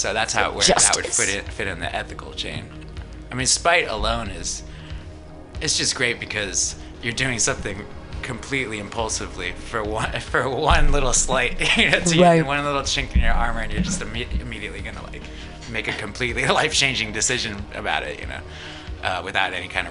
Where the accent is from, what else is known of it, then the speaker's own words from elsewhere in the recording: California, United States; that's me having the luxury of that opinion growing up in California.